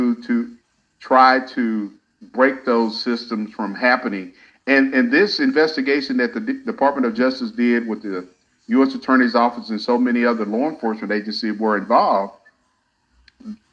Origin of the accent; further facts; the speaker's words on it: Hobbs, New Mexico, United States; I started out working at a county jail back home in New Mexico